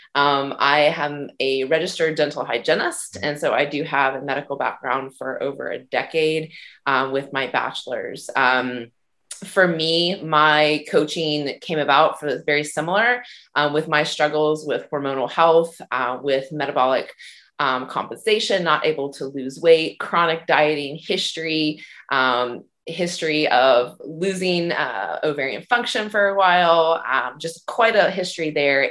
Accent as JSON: {"language": "English", "region": "South Carolina", "country": "United States", "moved": "yes", "lives_now": "Ontario, Canada", "said": "I am originally from South Carolina, and I am currently living in Ontario, Canada."}